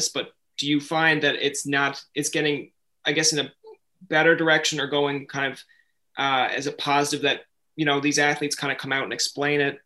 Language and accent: English; Newfoundland and Labrador, Canada; moved away as an adult; also born or lived in Ontario; I'm coming from Newfoundland. So to be honest, we don't get a lot of different ethnicities